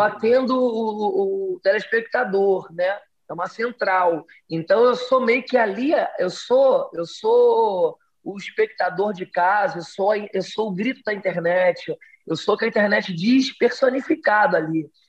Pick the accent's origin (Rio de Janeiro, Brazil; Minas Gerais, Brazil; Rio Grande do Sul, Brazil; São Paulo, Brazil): Rio de Janeiro, Brazil; accent: carioca; Eu sou do Rio de Janeiro, então aqui eu, eu sou do subúrbio do Rio, sou de Realengo, já andei muito de trem